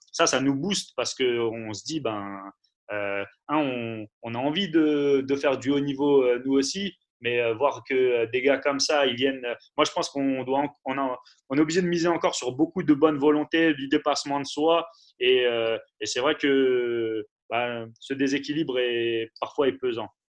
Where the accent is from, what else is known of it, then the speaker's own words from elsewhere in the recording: Paris, Île-de-France, France; Moi, je suis parisien